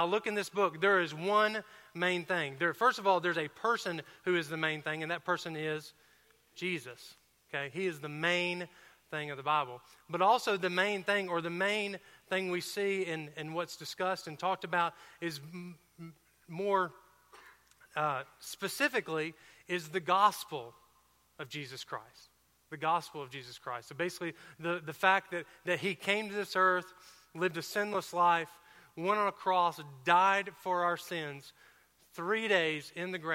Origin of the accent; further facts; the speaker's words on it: outside of Atlanta, Georgia, United States; now in Alabama, United States; I did grow up a little bit outside of Atlanta, Georgia